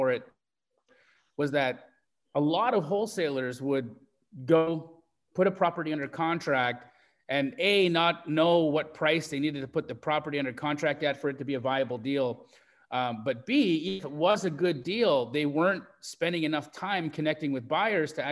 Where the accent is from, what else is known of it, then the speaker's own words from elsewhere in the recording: Canada; moved away as an adult; also born or lived in Los Angeles, United States; now in Phoenix, United States; I grew up in Canada, but I moved from Canada to LA in 2012. In 2008